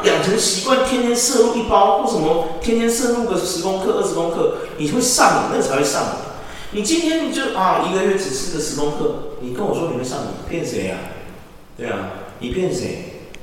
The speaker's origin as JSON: {"language": "Chinese", "country": "Taiwan", "said": "我们台湾人真的很特别"}